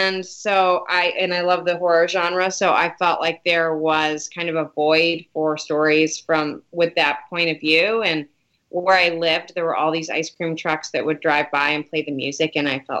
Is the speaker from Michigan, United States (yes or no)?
yes; Detroit, Michigan, United States; moved away; I'm originally from Detroit, so the suburbs of Detroit